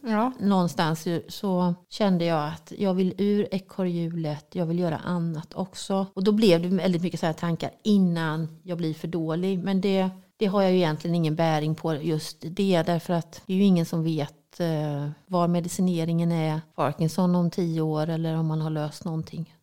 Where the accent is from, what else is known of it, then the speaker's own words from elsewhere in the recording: Halland County, Sweden; moved away; also born or lived in Örebro, Sweden / Axvall, Sweden / Morup, Sweden; jag är ju från Halland